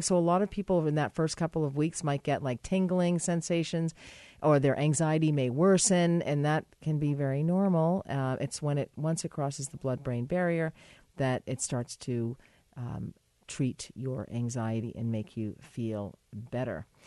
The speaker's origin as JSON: {"language": "English", "country": "United States", "said": "I'm an American"}